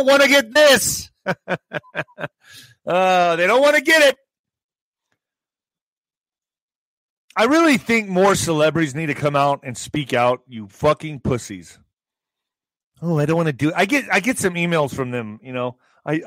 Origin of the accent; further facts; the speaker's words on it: El Paso, Texas, United States; El Paso, my hometown